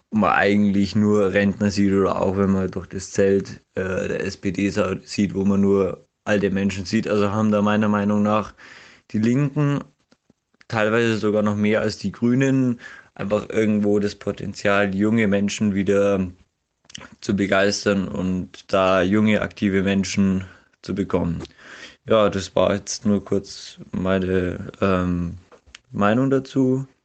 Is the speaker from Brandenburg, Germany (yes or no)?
no; Passau, Bavaria, Germany; ich komme aus Passau, ich wohne ungefähr 500 Meter von der Dreiländerhalle weg